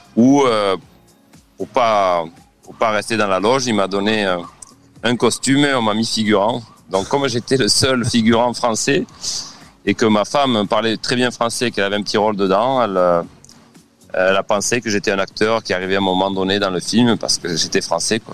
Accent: Lamalou-les-Bains, Occitania, France; moved away as an adult; now in Prague, Czech Republic; mon village natal

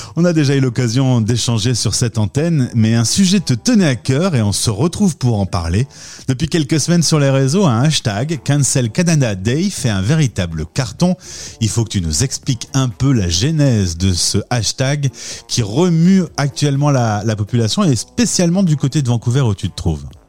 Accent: France; Nous, Français de France

